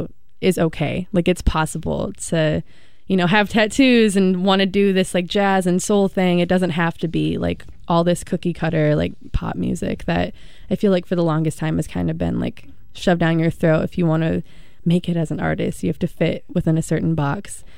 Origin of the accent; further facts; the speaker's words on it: Milwaukee, Wisconsin, United States; also born or lived in San Diego; I definitely consider Milwaukee my hometown. I was born here